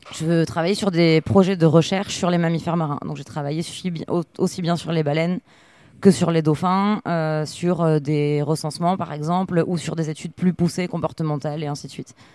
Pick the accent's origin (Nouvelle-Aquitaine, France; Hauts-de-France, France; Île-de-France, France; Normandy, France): Nouvelle-Aquitaine, France; Arcachon; also born or lived in Cap Ferret peninsula, France; now in Andernos-les-Bains, France; j'ai grandi à Arcachon